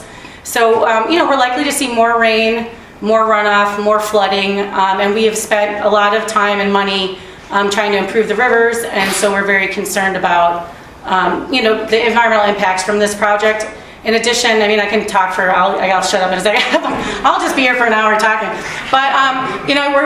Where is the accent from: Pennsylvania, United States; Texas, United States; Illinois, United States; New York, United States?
Illinois, United States; Chicago; now in Milwaukee, United States; I'm from Chicago originally